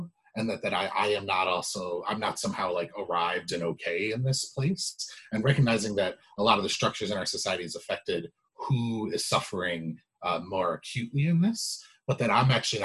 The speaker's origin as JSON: {"language": "English", "town": "Evanston", "region": "Illinois", "country": "United States", "tie": "born or raised there", "said": "growing up in Evanston"}